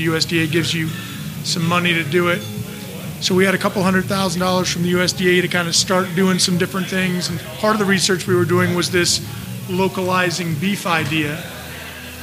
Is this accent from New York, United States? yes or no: no; Virginia, United States; now in Salinas, United States; I'm from Virginia, dairy country.